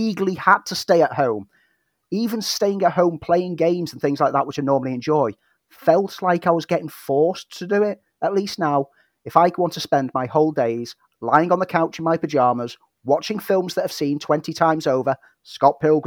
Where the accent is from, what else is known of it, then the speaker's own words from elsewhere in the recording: Prescot, North West England, United Kingdom; moved away; St. Helens, back home, just on the outskirts of Prescott, which is my hometown